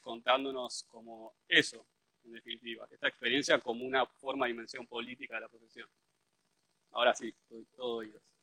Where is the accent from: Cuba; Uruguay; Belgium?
Uruguay; moved away as an adult; now in Argentina; soy arquitecto uruguayo, nacido en Uruguay y estudié en Uruguay